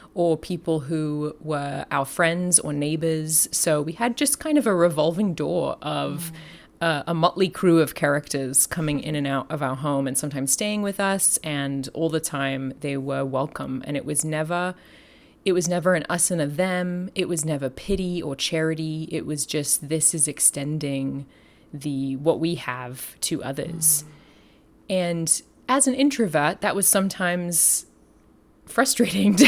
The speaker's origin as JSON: {"language": "English", "country": "Australia", "also_born_or_lived": "London, United Kingdom / Southern California, United States", "moved": "as an adult", "lives_now": "Fullerton, United States", "said": "I'm from Australia. I am the descendant of convicts, and I have also lived in London"}